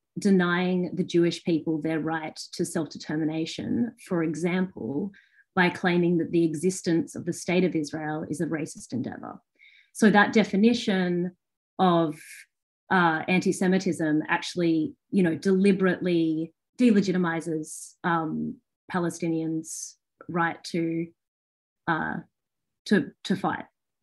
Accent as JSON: {"language": "English", "country": "Australia", "said": "And I think often we don't see it as an Australian issue."}